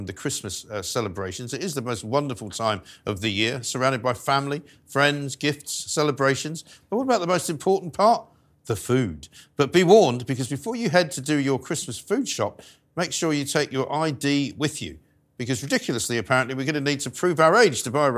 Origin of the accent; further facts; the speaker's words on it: London, United Kingdom; also born or lived in New York; I grew up in North London